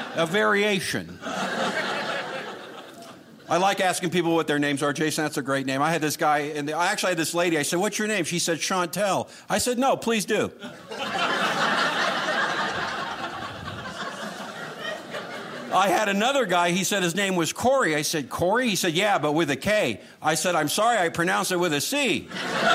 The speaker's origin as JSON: {"language": "English", "town": "Los Angeles", "region": "California", "country": "United States", "tie": "born or raised there", "said": "I was born and raised in Los Angeles"}